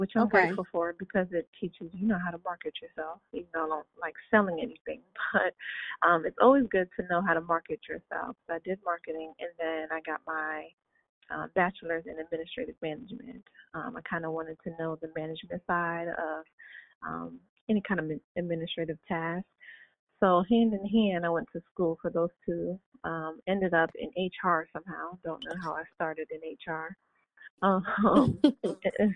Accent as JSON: {"language": "English", "region": "New York", "country": "United States", "said": "I'm a New Yorker"}